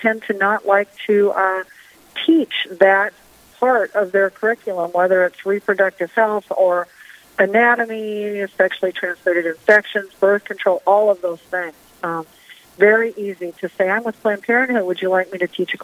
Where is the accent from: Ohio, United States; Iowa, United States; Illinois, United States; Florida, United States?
Iowa, United States; Storm Lake; I was born and raised in Storm Lake, Iowa. That's my hometown